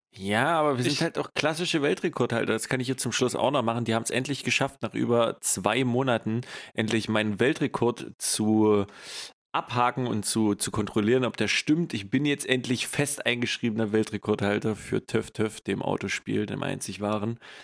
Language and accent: German; East Germany, Germany; now in West Germany; ich undercover als Ossi hier im Westen bin